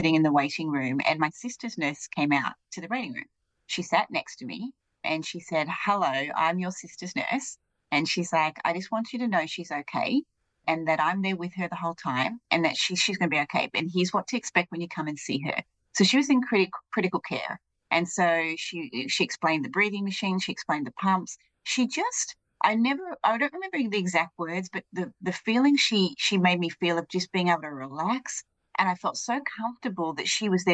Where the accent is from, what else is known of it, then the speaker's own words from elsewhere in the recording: Australia; now in United States; I'm not from the United States. I grew up in Australia